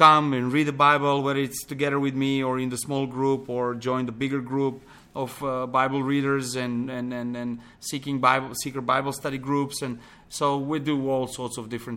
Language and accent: English; Pančevo, Vojvodina, Serbia; moved away as an adult; also born or lived in Belgrade, Serbia; now in Montenegro; I grew up in Belgrade, one close town to, small town to Belgrade called Pančevo